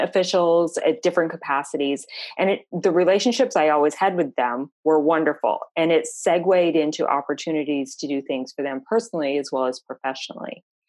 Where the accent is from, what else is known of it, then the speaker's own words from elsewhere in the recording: Vermont, United States; also born or lived in Florida; now in Tampa, United States; I'm originally from Vermont, um, long way to end up in Florida, but we got here um, around the world a little bit.